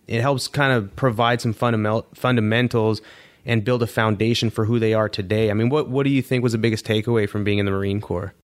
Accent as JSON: {"language": "English", "country": "Canada", "tie": "born or raised there", "said": "growing up in Canada, I didn't even know what an Alouette was"}